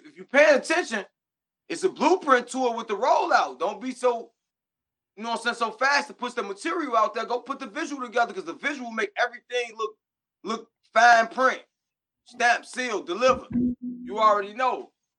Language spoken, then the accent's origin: English; Chicago, Illinois, United States; you know I'm from Chicago, chill out